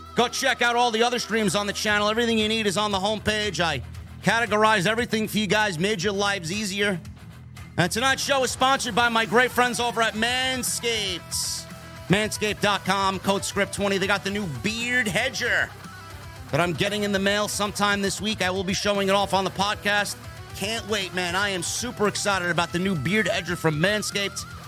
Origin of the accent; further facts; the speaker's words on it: New York, United States; right here in my hometown of New York